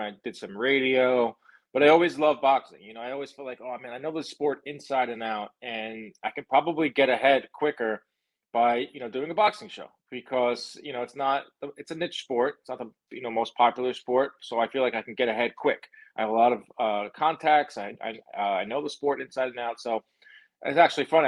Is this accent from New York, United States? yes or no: yes; New York, United States; I'm from New York